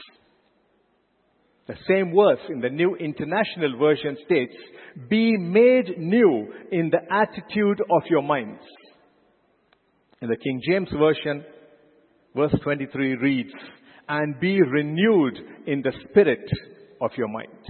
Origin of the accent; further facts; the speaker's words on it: India; as an Indian, as a proud Indian